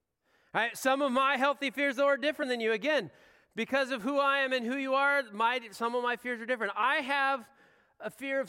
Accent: Pacific Northwest, United States; I have what I like to think is a healthy fear of grizzly bears. I grew up in the Northwest. It was a real thing.

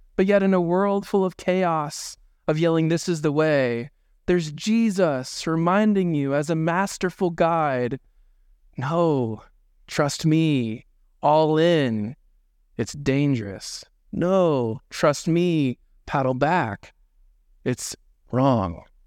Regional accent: Indiana, United States; now in Dubuque, United States; growing up in Indiana, there's no hills anywhere

